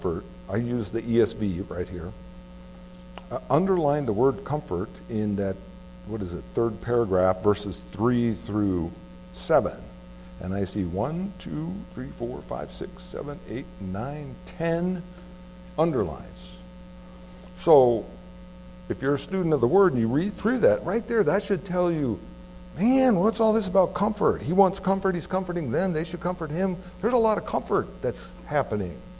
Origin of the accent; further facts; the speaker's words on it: California, United States; now in Anchorage, United States; I grew up in California